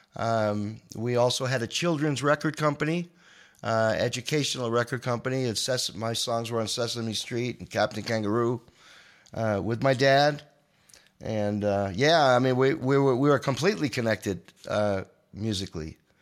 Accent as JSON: {"language": "English", "area": "Long Island", "region": "New York", "country": "United States", "said": "I'm a boy from Long Island"}